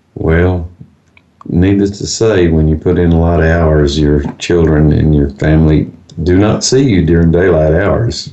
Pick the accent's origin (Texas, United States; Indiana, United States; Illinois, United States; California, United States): Texas, United States; Fort Worth; I'm actually from Fort Worth, Texas.